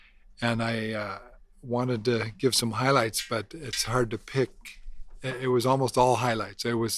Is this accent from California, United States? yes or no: yes; Los Angeles, California, United States; We're from Los Angeles, California.